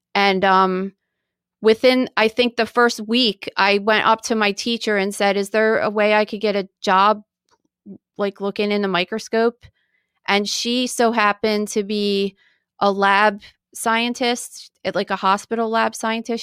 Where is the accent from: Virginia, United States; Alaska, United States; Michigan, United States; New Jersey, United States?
New Jersey, United States; Woodbury; I was born in 1979 in New Jersey and at a hospital in Woodbury, New Jersey